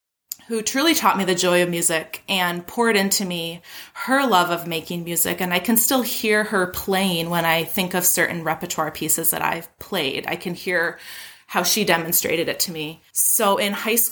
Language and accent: English; Grosse Pointe, Michigan, United States; I'm right outside Detroit in a smallish town called Grosse Pointe, Michigan. It's my hometown